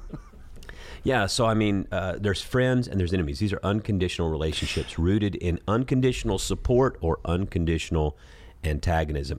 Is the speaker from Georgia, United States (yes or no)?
yes; Sea Island, Georgia, United States; I come from Sea Island, Georgia, where it's a, it's a golfing community